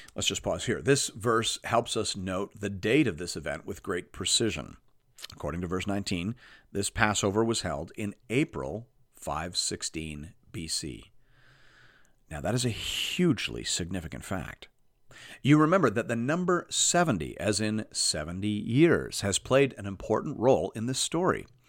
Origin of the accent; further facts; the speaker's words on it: Canada; As a Canadian